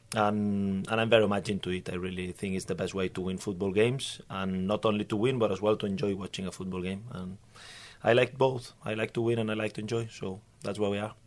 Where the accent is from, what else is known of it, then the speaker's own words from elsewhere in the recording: Barcelona, Catalonia, Spain; English is a second language; moved away as an adult; also born or lived in Norway / Denmark; now in Sweden; I come from Barcelona